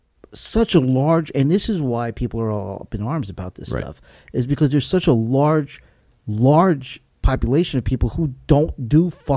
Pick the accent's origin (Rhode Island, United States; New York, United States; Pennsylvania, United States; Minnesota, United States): Pennsylvania, United States; Philadelphia; I'm from North Philly.